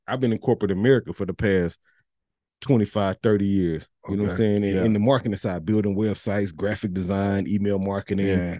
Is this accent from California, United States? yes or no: no; Missouri City, Texas, United States; We're real from Mo City.